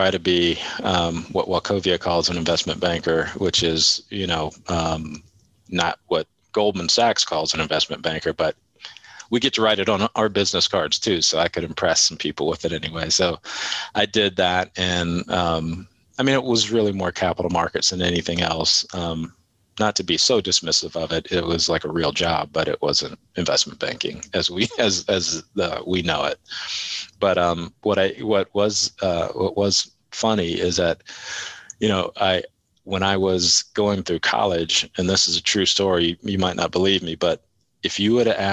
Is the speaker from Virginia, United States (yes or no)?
yes; Virginia Beach, Virginia, United States; I grew up in Virginia Beach, Virginia